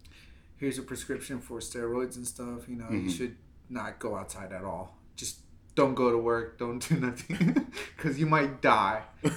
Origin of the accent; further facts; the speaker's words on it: Texas, United States; I'm from Texas